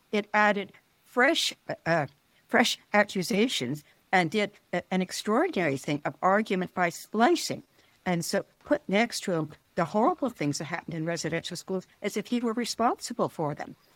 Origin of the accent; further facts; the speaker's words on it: New Westminster, British Columbia, Canada; also born or lived in London, United Kingdom; having grown up in U S Minster, British Columbia